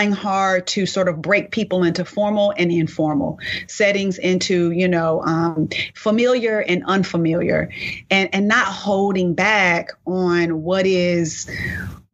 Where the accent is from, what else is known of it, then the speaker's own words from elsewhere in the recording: Inglewood, California, United States; accent: African-American vernacular; first language African-American Vernacular English; moved away; I'm from Inglewood, but my neighborhood was predominantly Black